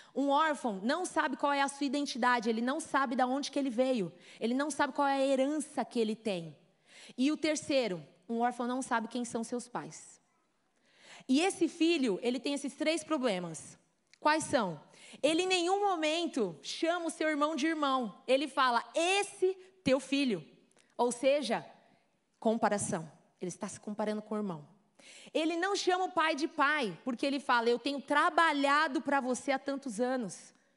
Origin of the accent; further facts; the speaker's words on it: Brazil; accent: Brazilian; moved away; also born or lived in United States; Eu sempre ia ter o meu sotaquezinho brasileiro ali para provar que eu sou brazuca